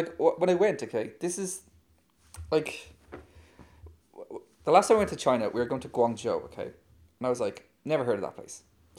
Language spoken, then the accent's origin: English; Dublin, Leinster, Ireland; I come from Dublin in Ireland. And Dublin is like a small city of about 1.5 million people.